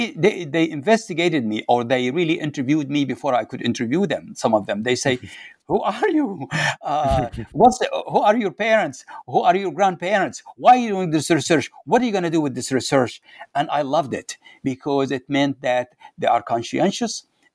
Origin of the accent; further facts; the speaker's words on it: Waddan, Jufra District, Libya; So they asked me, "Where are you from?" I said, "I am from Wadan."